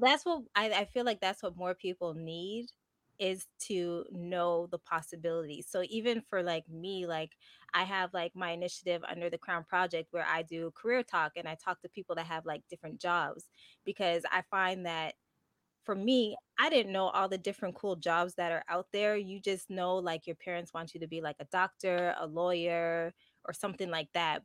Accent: Montreal, Quebec, Canada; first language English; I'm from Montreal. So I was born and raised here

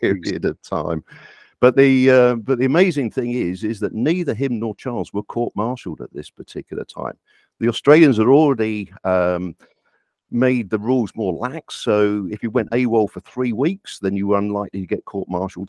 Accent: United Kingdom; I'm, I live here, I'm, I am British. I've born, uh, lived here all my life

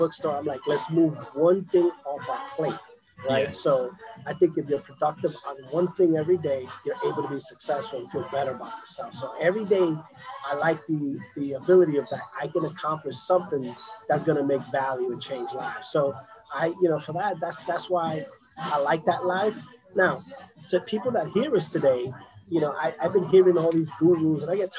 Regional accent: New York City, New York, United States; also born or lived in Boston; now in Florida, United States; I'm born and raised in the South Bronx.

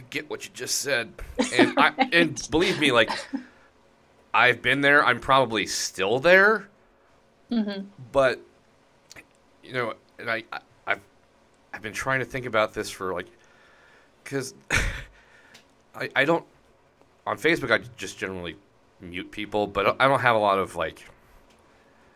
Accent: outside of Denver, Colorado, United States; the county I grew up in outside of Denver

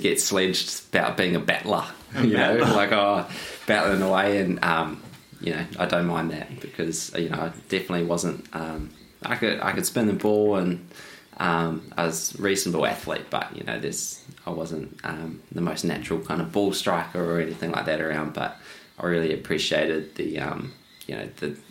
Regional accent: New Zealand; now in Australia; growing up in New Zealand

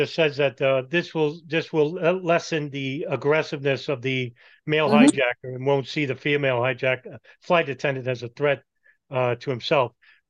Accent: New York City, New York, United States; I'm from Brooklyn, New York.

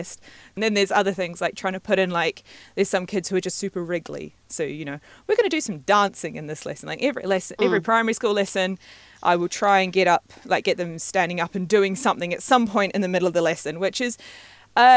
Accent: New Zealand; moved away as an adult; also born or lived in Madagascar / Scotland / London; growing up in New Zealand

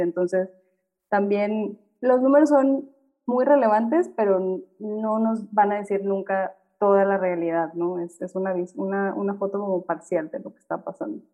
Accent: Monterrey, Nuevo León, Mexico; Yo, por ejemplo, que crecí en Monterrey

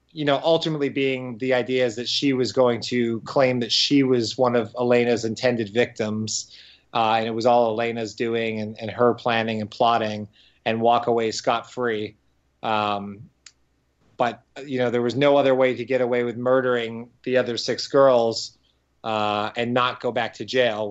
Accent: Windsor, Ontario, Canada; my hometown of Windsor

